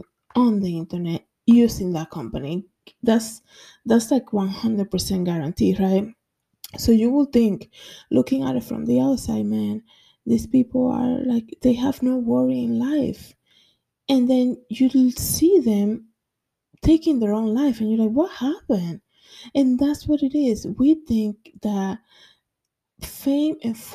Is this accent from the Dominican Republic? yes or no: yes; Dominican Republic; now in New York, United States; in my country, I'm from the Dominican Republic